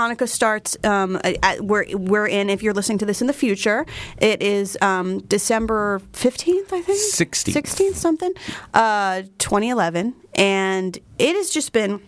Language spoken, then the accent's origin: English; Flemington, New Jersey, United States; a store in my hometown of Flemington, New Jersey